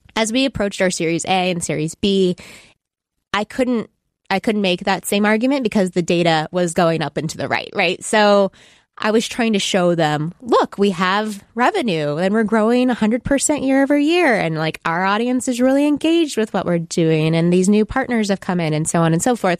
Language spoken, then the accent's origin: English; Texas, United States; moved away; I'm from Texas